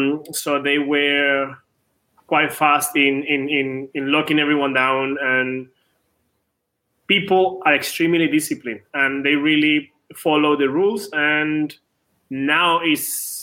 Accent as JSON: {"language": "English", "country": "Venezuela", "tie": "born or raised there", "second_language": "English", "said": "I'm from Venezuela."}